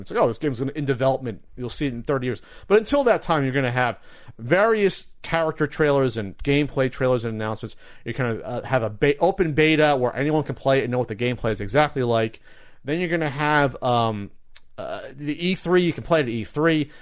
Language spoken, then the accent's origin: English; New Jersey, United States; New Jersey, my home state.